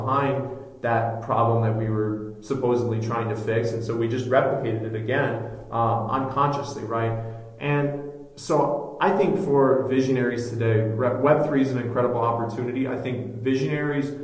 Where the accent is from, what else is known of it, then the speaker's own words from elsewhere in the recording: Minneapolis, Minnesota, United States; my community, my hometown of Minneapolis